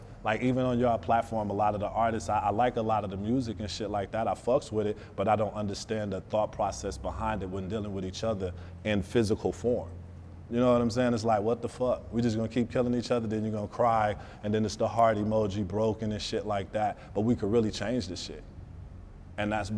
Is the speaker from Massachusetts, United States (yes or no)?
no; Detroit, Michigan, United States; I'm from Detroit, so I still have a street mentality